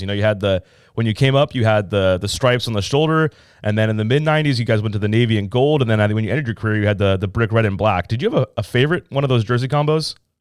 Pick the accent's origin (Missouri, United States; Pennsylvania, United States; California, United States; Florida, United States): California, United States; Southern; I grew up in Southern California